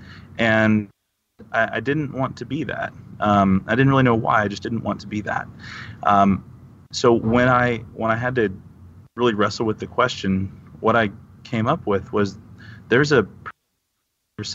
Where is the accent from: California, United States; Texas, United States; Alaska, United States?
Texas, United States; I grew up in Texas